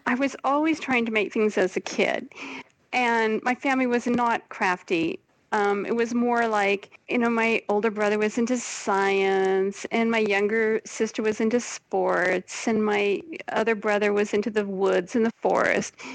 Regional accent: Portland, United States; moved away as an adult; also born or lived in New York; now in Brussels, Belgium; growing up in Portland, when I grew up there, wasn't so kind of hip the way it is now

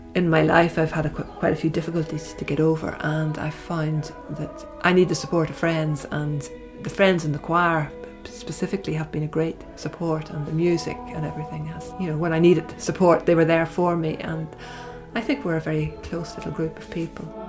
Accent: Belfast, Northern Ireland, United Kingdom; I grew up in Belfast and attended the cathedral there with my parents

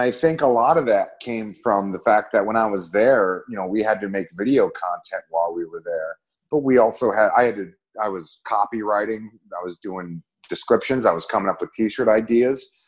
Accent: Minneapolis, Minnesota, United States; moved away; Minneapolis is my hometown.

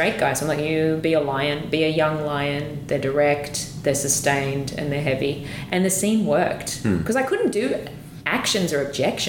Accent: Australia; as an Australian, it would say bar.

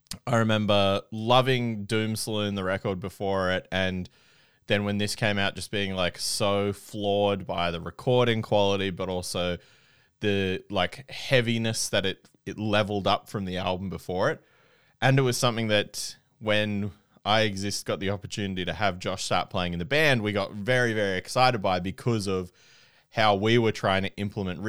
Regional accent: Canberra, Australian Capital Territory, Australia; growing up in Canberra and playing in hardcore bands

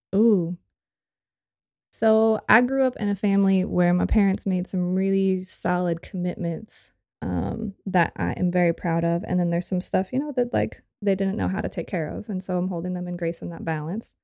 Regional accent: Santa Cruz, California, United States; moved away as an adult; also born or lived in San Diego, California / Tijuana, Mexico / Chile / Costa Rica; I was born in Santa Cruz, California.

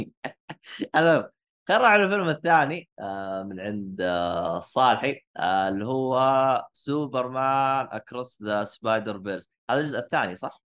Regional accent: Saudi Arabia; عندنا بالسعوديه

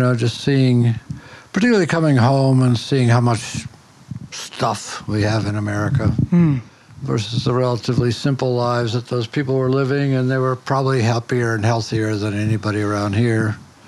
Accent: Detroit, Michigan, United States; now in North Carolina, United States; No, I grew up in Detroit.

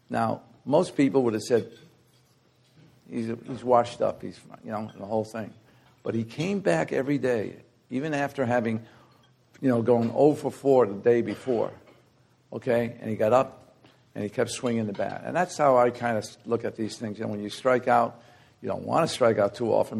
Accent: New York City, New York, United States; I grew up in the Bronx, guys, South Bronx.

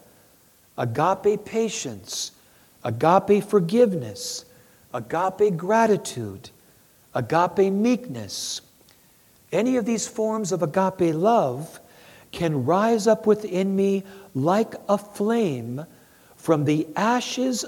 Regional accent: Wisconsin, United States; I'm from Wisconsin

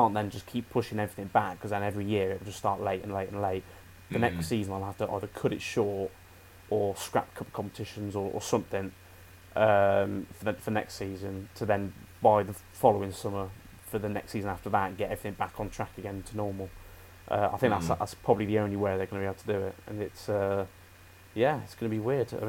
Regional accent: United Kingdom; We're British.

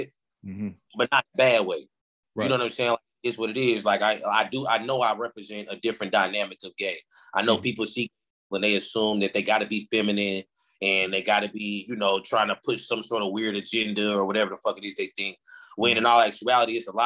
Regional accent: Indianapolis, Indiana, United States; moved away as an adult; now in Atlanta, United States; growing up in Indy

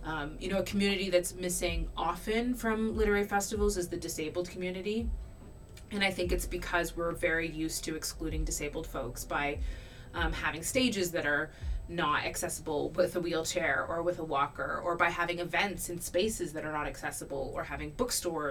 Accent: Canada; born and raised in Canada

